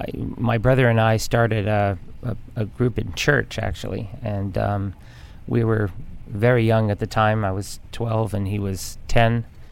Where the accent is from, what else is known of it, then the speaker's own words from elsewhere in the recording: Nova Scotia, Canada; moved away; also born or lived in Vermont, United States; I'm from Vermont, grew up in Nova Scotia.